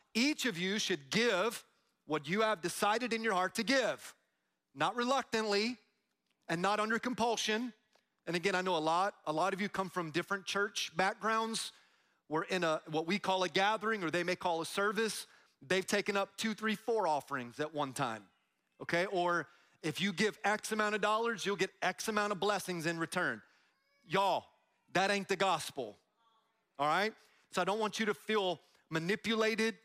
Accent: Tampa, Florida, United States; I'm from Tampa

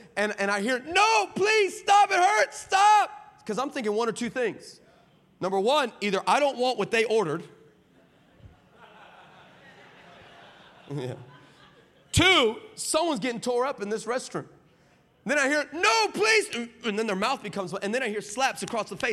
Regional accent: El Paso, Texas, United States; I'm from El Paso

